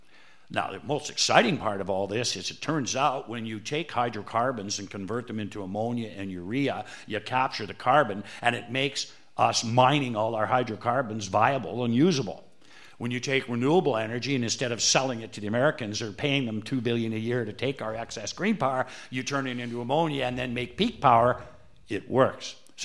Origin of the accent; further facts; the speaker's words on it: North Bay, Ontario, Canada; See, we have an advantage over all you people because we're from North Bay.